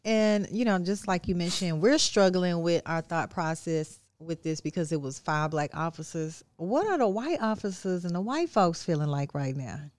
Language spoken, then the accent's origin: English; Texas, United States; now in Memphis, United States; my hometown of, uh, Texas